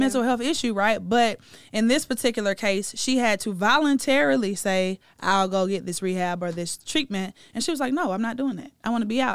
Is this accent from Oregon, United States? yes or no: no; Atlanta, Georgia, United States; my hometown of Atlanta, Georgia